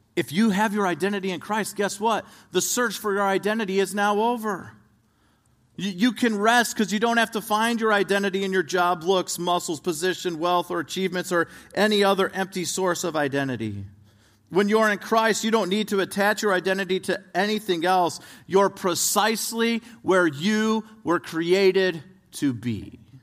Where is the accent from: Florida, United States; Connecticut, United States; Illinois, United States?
Illinois, United States; right outside of Chicago; I grew up right outside of Chicago, Illinois